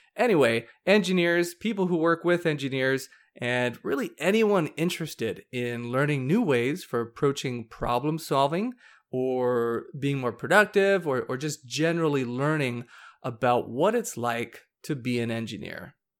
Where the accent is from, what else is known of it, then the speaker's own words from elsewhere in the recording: Hawaii, United States; now in Arizona, United States; I grew up surfing in Hawaii